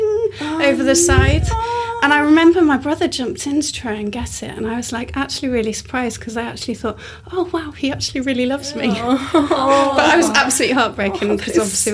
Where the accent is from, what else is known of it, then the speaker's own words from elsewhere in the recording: Yorkshire and the Humber, United Kingdom; moved away as an adult; now in London, United Kingdom; I grew up in Yorkshire